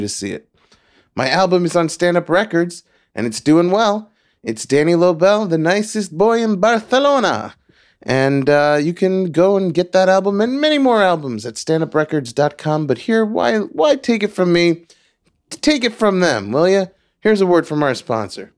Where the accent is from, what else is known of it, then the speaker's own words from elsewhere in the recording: Long Island, New York, United States; also born or lived in Queens; we moved from Queens to Long Island